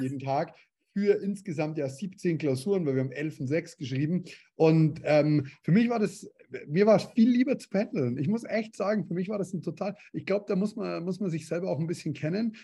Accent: Bavaria, Germany; Hintertupfinghausen bei uns in Bayern

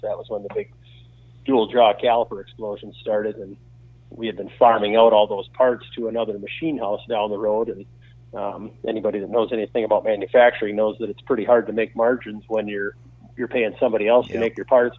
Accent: Wisconsin, United States; also born or lived in Minnesota; I was born here in Wisconsin, but we moved to Minnesota for three years because his uh, his employment took him out there

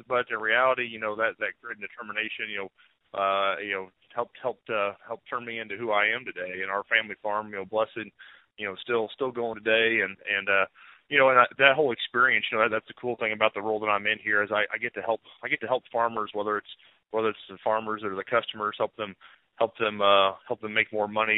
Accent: Shelbyville, Missouri, United States; I grew up in Northeast Missouri, a small town called Shelbyville

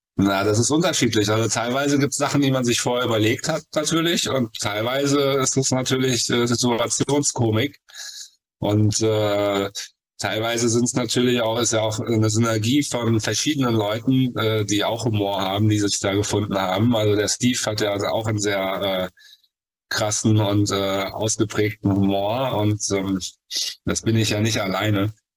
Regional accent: Cologne, North Rhine-Westphalia, Germany; ich komme aus Köln

